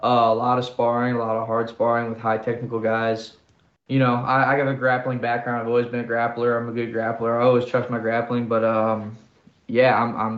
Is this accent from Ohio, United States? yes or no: yes; Canton, Ohio, United States; this is my hometown